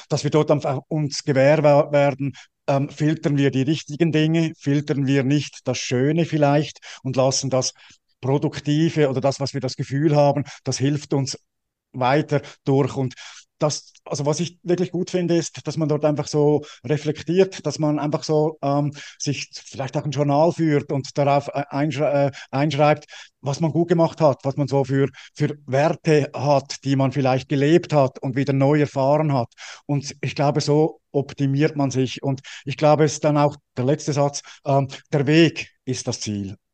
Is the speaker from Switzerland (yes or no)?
yes; Switzerland; ich bin ja als Schweizer